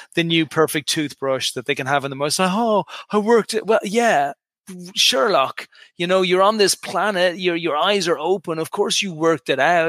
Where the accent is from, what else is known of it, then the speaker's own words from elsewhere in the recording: Dublin, Leinster, Ireland; moved away as an adult; also born or lived in United Kingdom / New York / Dallas / Houston; now in Santa Monica, United States; I'm an Irish guy originally. I came from Dublin, Ireland. Left to Ireland when I was 18 or 19.